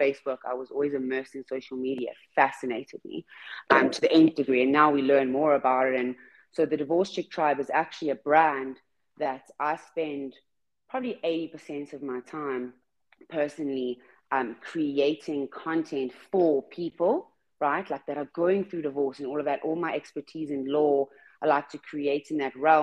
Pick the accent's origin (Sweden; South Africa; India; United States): South Africa; I'm from South Africa